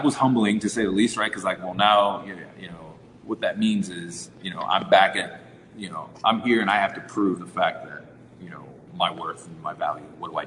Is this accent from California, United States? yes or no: no; St. Petersburg, Florida, United States; moved away as an adult; also born or lived in New York / Maryland / Austin, Texas; being raised in Florida